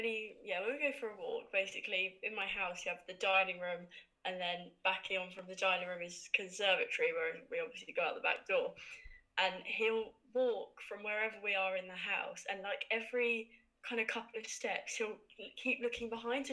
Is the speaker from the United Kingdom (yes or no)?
yes; Hertfordshire, East of England, United Kingdom; I'm from Hertfordshire, and I'm final year law student